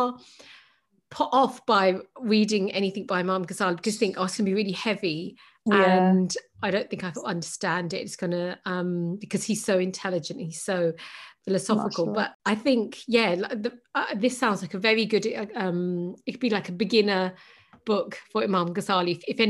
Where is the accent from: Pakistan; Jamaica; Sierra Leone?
Pakistan; I'm Pakistani, so Pakistani culture